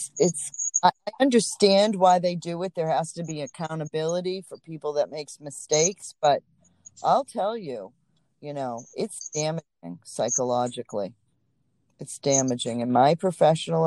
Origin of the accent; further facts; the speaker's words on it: Boston, Massachusetts, United States; also born or lived in Atlanta, Georgia; Boston, I'm a Boston girl, so that's my hometown